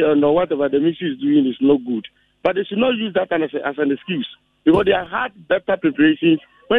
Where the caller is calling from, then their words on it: Ejisu, Ashanti, Ghana; I'm calling from Ejeso.